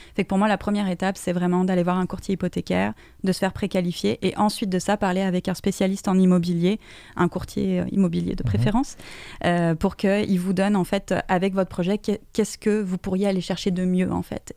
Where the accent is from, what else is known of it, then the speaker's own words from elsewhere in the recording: France; now in Canada; je viens de France.